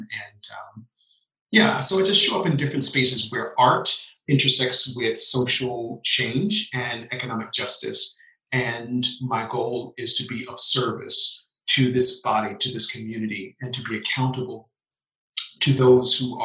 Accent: Memphis, Tennessee, United States; I was born in Memphis, Tennessee

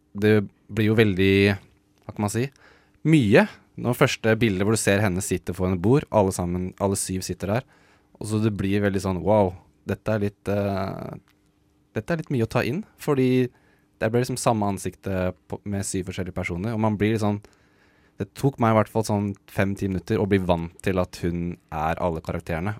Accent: Norway; som nordmann

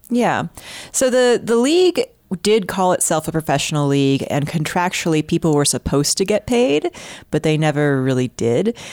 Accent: Houston, Texas, United States; I'm from Houston, and I grew up there

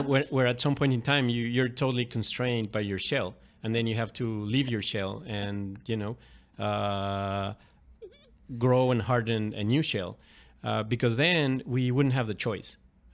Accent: Mexico City, Mexico; starting with my dad, a couple of uncles, you know, growing up in Mexico City.

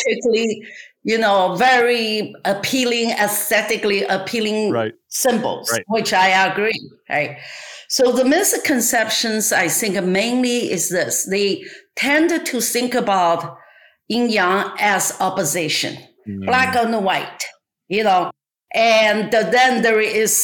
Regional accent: China; English is a second language; moved away as an adult; now in Los Angeles, United States; I born and raised in China

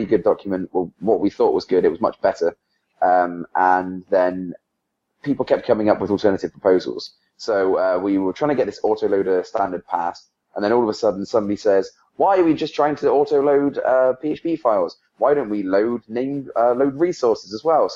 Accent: England, United Kingdom; now in United States; I'm from England

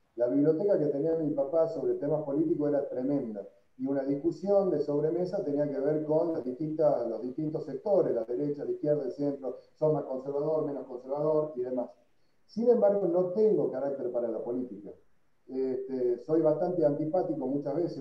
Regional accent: Tucumán, Argentina; soy un tucumano, ante todo

